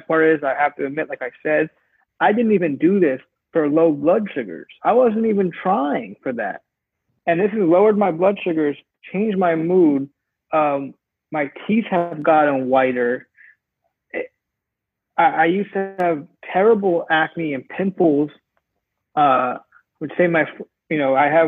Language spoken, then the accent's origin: English; New York, United States; now in Los Angeles, United States; I'm from New York, and I live in LA now